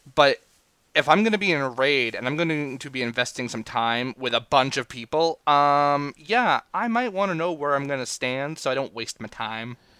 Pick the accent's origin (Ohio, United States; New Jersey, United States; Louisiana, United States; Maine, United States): Maine, United States; I am from Maine